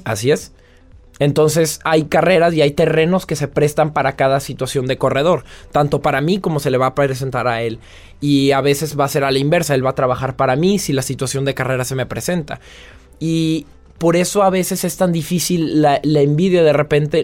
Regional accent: Mexico; moved away as an adult; now in France

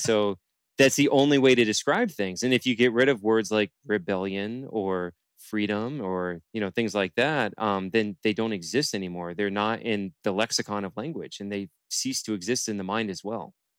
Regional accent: Palm Bay, Florida, United States; now in Fort Lauderdale, United States; I'm from Palm Bay is where I'm born and raised

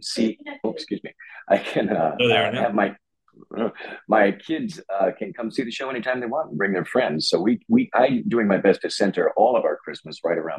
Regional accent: Port Huron, Michigan, United States; moved away as an adult; also born or lived in New York City; I grew up in Michigan, and my family were members of the community theater, the Port Huron Little Theater, Port Huron, Michigan

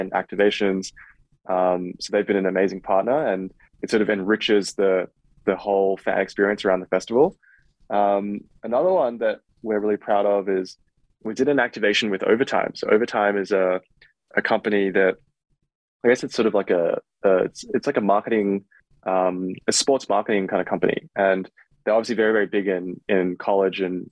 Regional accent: Australia; now in United States; I'm Australian

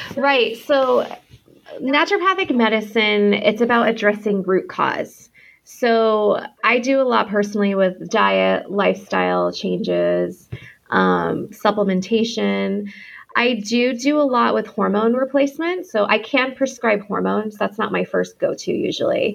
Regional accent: Connecticut, United States; moved away as an adult; also born or lived in Rhode Island / Boston / Manhattan / Florida; I was born in Connecticut. I grew up between there and Rhode Island

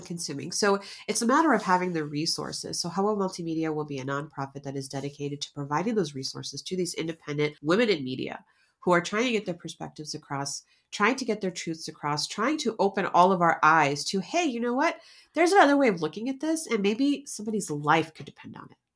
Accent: United States; we're American

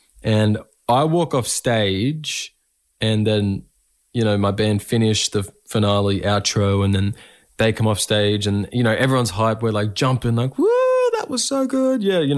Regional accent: Echuca, Victoria, Australia; Throughout my career, you know, my hometown and the communities surrounding my hometown and in regional Victoria have been huge supports, you know, in my journey.

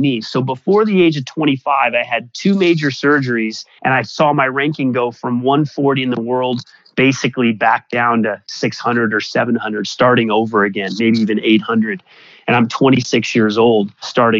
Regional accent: Denver, Colorado, United States; I was playing pickup basketball in Denver, Colorado, my hometown. Not exactly a tennis mecca, but that's where I grew up.

